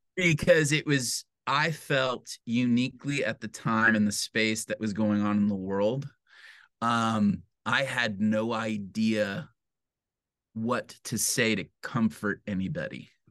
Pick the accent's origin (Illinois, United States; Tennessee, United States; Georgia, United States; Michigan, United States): Michigan, United States; Detroit; now in Grand Rapids, United States; I was raised in Metro Detroit, um, in a suburb